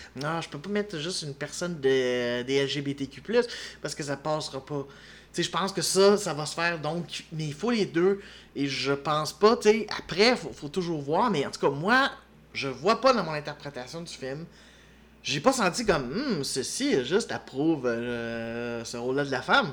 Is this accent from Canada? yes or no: yes; Quebec, Canada; en tant que Québécois